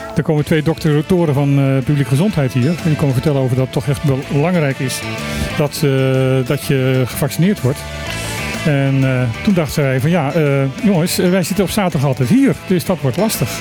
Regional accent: Suriname; now in Bonaire; Ik heb mijn jeugd in Suriname gewoond.

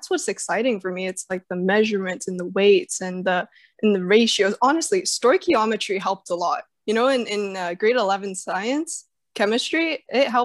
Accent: Calgary, Alberta, Canada; born there; have much memory about Calgary, but uh, it was it was I just know it was cold. It was very cold. I was born in May

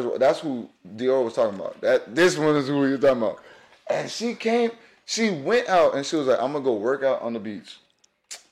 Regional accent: Broward County, Florida, United States; I'm from Broward County

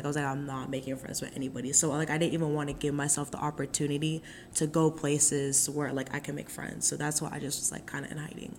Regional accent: Nigeria; because I think, like, being Nigerian is, like, very, like, I would not be who I would, like, who I am without being Nigerian.

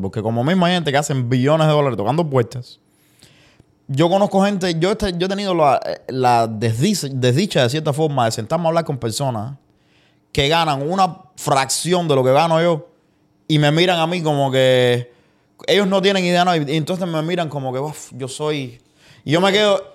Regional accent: Cuba; moved away; yo de Cuba, desde que me fui de Cuba

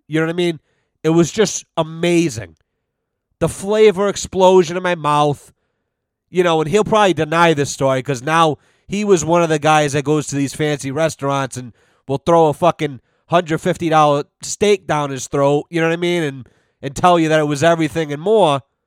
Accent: North Smithfield, Rhode Island, United States; growing up in North Smithfield

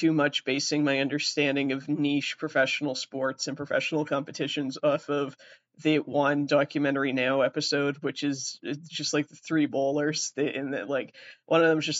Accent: near Bridgewater, Massachusetts, United States; accent: Canadian; I grew up near Bridgewater

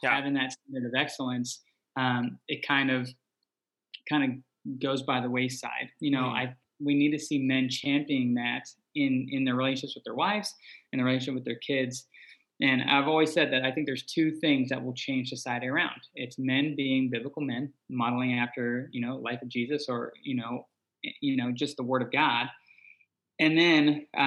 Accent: Bermuda; I was born and raised in Bermuda

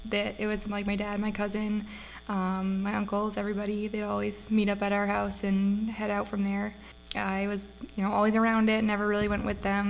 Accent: Maine, United States; moved away as an adult; also born or lived in Dillon, Montana / northwest Montana; now in Montana, United States; Originally from Maine. I moved out here when I was 18.

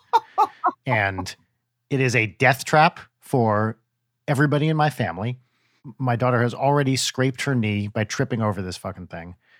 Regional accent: New Jersey, United States; now in Los Angeles, United States; I grew up in North Jersey

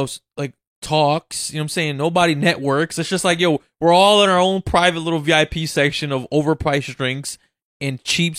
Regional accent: Connecticut, United States; so you think it's just like, but we're from Connecticut. We went out there and we had fun.

